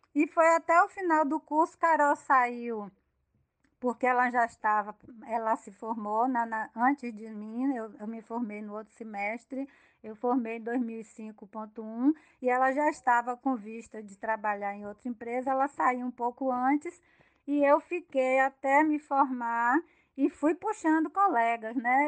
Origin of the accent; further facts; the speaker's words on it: Salvador, Bahia, Brazil; moved away as an adult; also born or lived in Paraná; now in Feira de Santana, Brazil; eu fiquei 18 anos depois de casada fora da Bahia e eu sou de Salvador